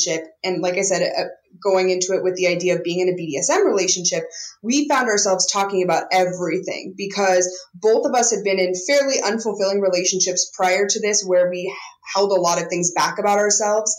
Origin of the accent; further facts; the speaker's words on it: Montana, United States; I grew up in Montana and was not exposed to any of that kind of stuff